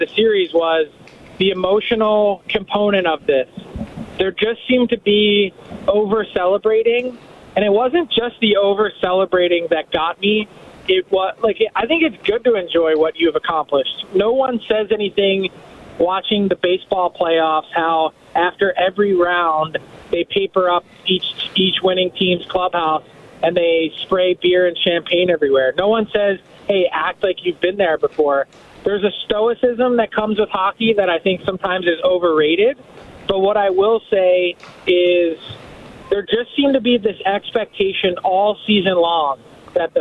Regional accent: Philadelphia, Pennsylvania, United States; I am from Philly

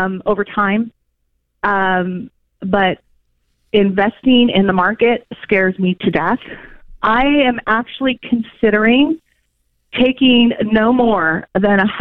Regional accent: California, United States; moved away as an adult; now in Atlanta, United States; I'm actually born and bred in California

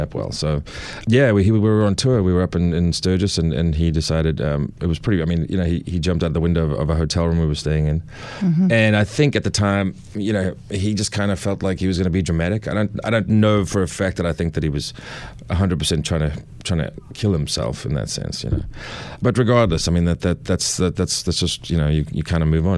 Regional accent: South Africa; moved away as an adult; also born or lived in Los Angeles, United States / New Hampshire, United States; now in Nashville, United States; I'm from South Africa

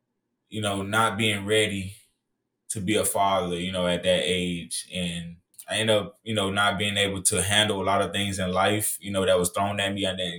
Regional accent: Miami, Florida, United States; I was born and raised in Miami, Florida, so, you know, it was really hard, you know, growing up there.

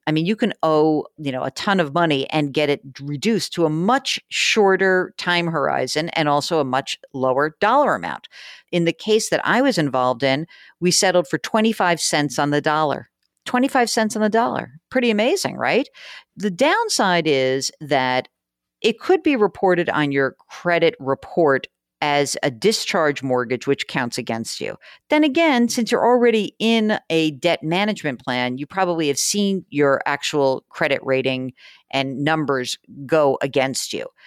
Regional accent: East Coast, United States; moved away; I'm from the East Coast, so I know some more people there

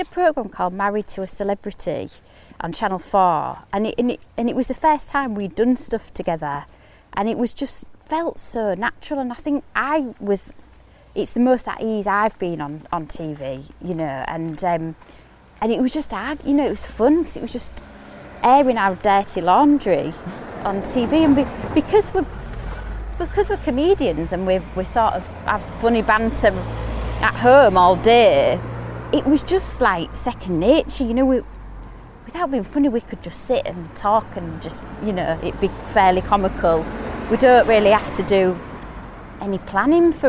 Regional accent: Hull, Yorkshire and the Humber, United Kingdom; moved away as an adult; also born or lived in East Finchley, London; I'm from Hull. I'm really, really Hull.

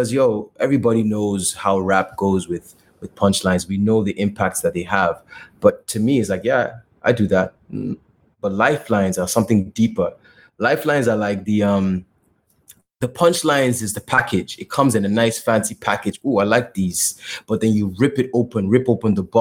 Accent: Lagos, Nigeria; moved away as an adult; also born or lived in United States; I'm a rap artist from Lagos, Nigeria. I didn't realize I was ever going to be making music. I studied biology and chemistry in school. I double majored. You know, I was born and raised in Nigeria

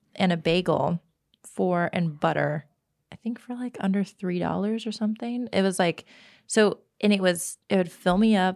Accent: Texas, United States; moved away as an adult; now in Los Angeles, United States; I am from Texas.

